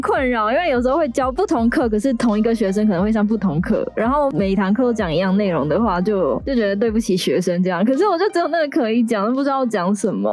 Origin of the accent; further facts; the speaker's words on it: Kaohsiung, Taiwan; 那个时候我们在高雄会去什么三凤中街